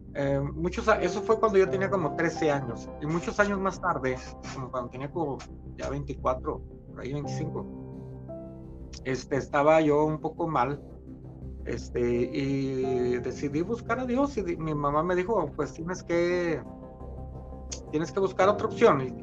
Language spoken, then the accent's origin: Spanish; Torreón, Coahuila, Mexico; soy mexicano, nací en una ciudad que se llama Torreón, Coahuila, en México